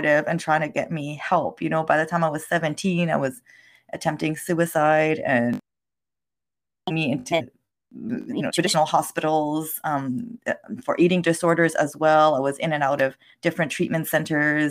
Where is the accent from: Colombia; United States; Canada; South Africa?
Canada; Montreal, Quebec; English is a second language; I was born in Montreal, Canada. So I'm French Canadian, and my parents are from the Middle East. So a little bit of cultural background there, growing up in a very French society, Quebecer society